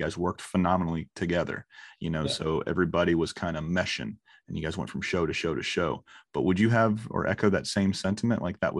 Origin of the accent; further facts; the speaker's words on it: the South, United States; It sounded like one of my family members because I'm from the South.